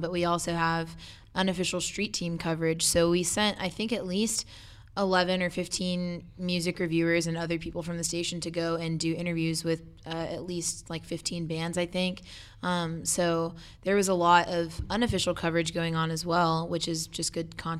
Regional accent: Austin, Texas, United States; I'm from Austin and have always been around South by Southwest

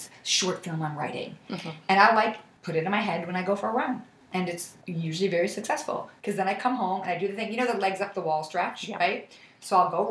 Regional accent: Buffalo, New York, United States; moved away as an adult; now in New York City, United States; I grew up in Buffalo

